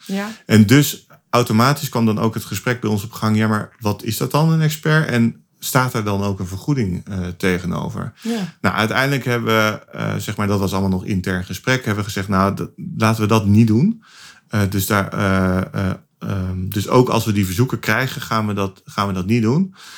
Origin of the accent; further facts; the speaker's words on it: Utrecht, Netherlands; ik kom uit Utrecht.